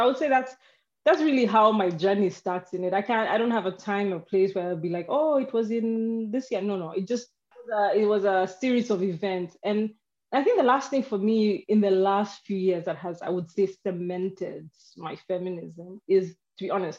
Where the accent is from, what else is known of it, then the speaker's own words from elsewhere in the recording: Nairobi, Kenya; That wasn't vocabulary that was around me growing up in Nairobi in the 80s and the 90s.